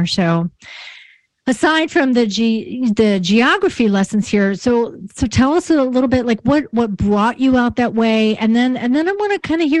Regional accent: Elmira, New York, United States; also born or lived in Pittsburgh; So I grew up actually in Elmira, which is, you know, about an hour due west of you.

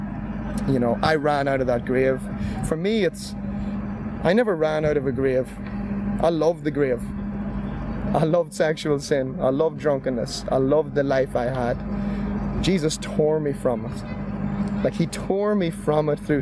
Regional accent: Monaghan, Ulster, Ireland; standing in a wee church in Monaghan, my hometown

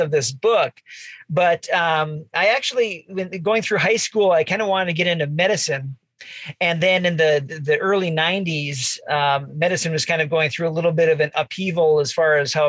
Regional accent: Bismarck, North Dakota, United States; I grew up in Bismarck

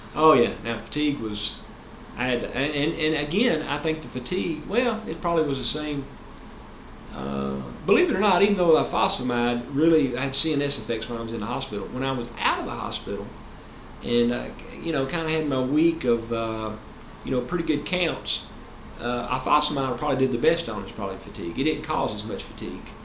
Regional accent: Tennessee, United States; of course I'm from Tennessee

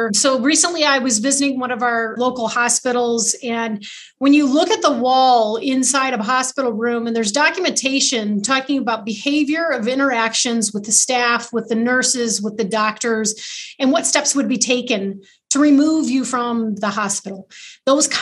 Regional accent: Carson City, Michigan, United States; I grew up in Carson City, so just a little north of Lansing

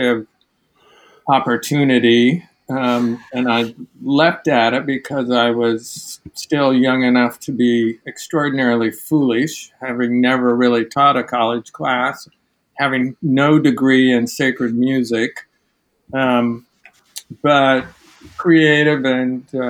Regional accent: Midwest, United States; moved away as an adult; also born or lived in Manhattan, Kansas / Chicago area; now in New York, United States; I grew up in the Midwest

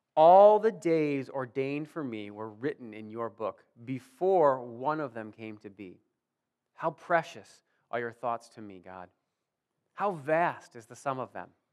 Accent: Warsaw, United States; I grew up here in Warsaw

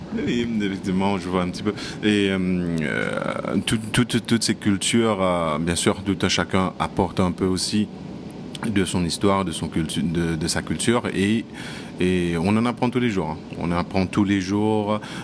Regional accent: Mauritius; now in Maldives; je viens de Maurice

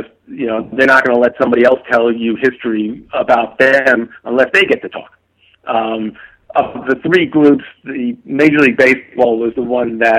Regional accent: New York, United States; I grew up in New York

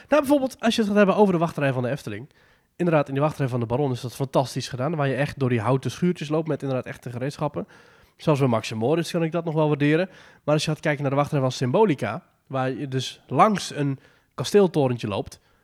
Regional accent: Netherlands; als Nederlanders

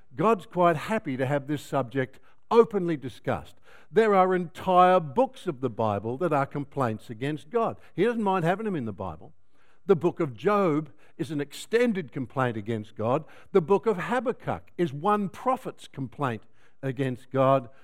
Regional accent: Melbourne, Victoria, Australia; I come from Melbourne, where it rains a lot.

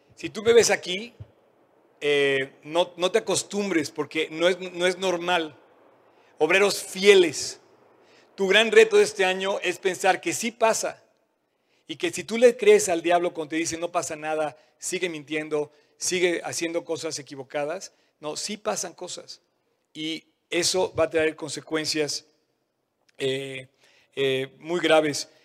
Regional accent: Mexico; como mexicanos

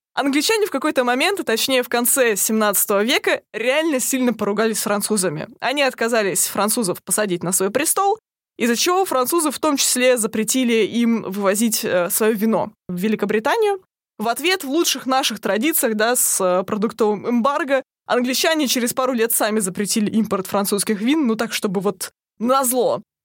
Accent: Russia; я еще затесалась из России

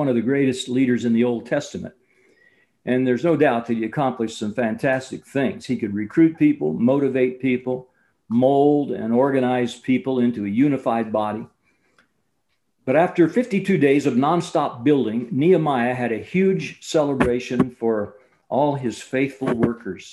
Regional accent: Champaign, Illinois, United States; I grew up in the Champaign-Urbana, Illinois area

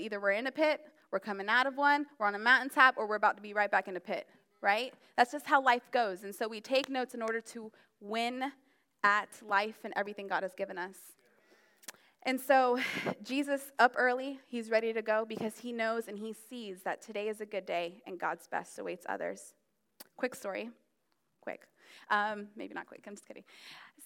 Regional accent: Florida, United States; also born or lived in New Jersey; now in Maryland, United States; Even though I was born in Jersey, I mean, I've been raised in Florida, and that's considered the South

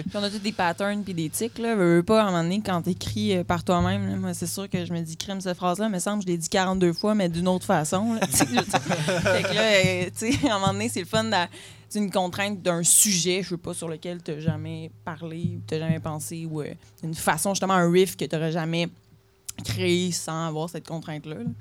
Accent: Quebec City, Quebec, Canada; je viens de la ville de Québec

